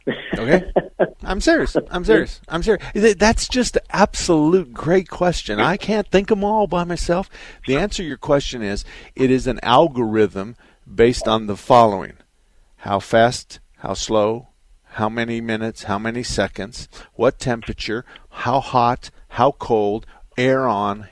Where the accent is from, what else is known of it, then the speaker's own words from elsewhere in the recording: Douglas, Arizona, United States; moved away; also born or lived in Phoenix; I was born and raised in Douglas